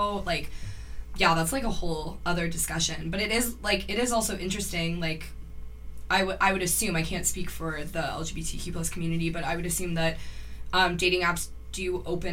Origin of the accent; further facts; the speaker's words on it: Cambridge, Ontario, Canada; I don't live in Cambridge, but I was born and raised in Cambridge.